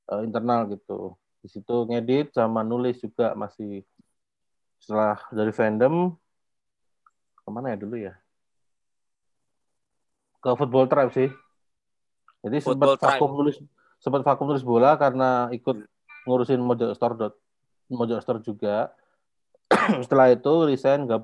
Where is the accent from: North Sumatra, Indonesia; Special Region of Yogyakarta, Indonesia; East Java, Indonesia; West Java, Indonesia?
Special Region of Yogyakarta, Indonesia; Yogyakarta; Sebenarnya di Jogja, aku asli Jogja juga.